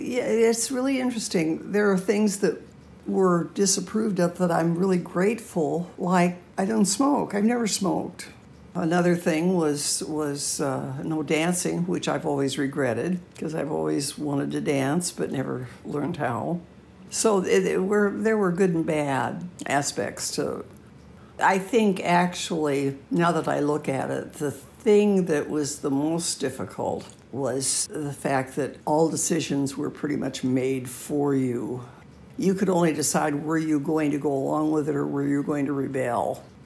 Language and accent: English; Washington, United States; also born or lived in West Coast; Probably Washington State, coastal Washington State.